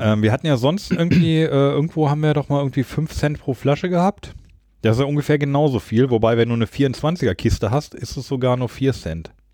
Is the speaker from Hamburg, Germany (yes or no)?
no; Lower Saxony, Germany; now in Düsseldorf, Germany; Ich komme ja aus Niedersachsen